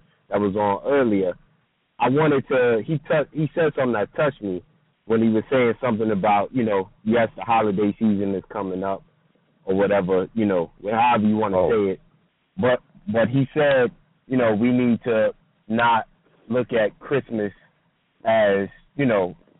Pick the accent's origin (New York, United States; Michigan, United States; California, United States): New York, United States; now in Carolina, United States; I live in Carolina now, but originally from New York